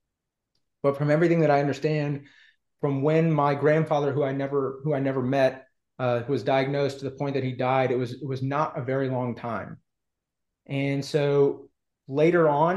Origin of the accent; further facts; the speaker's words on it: Houston, Texas, United States; also born or lived in Austin, Texas; I was born in Texas in 1982. I am a sixth or seventh generation Houstonian. So I grew up both Texan and Jewish